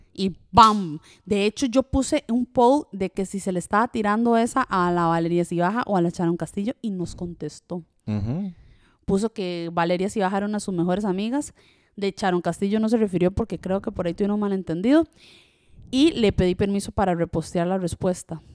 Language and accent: Spanish; Costa Rica; first language French; Spanish is a second language; also born or lived in Switzerland; cuando llegué a Costa Rica, aprendí el español no como un niño normal, sino como a patadas, porque tenía que sobrevivir en Costa Rica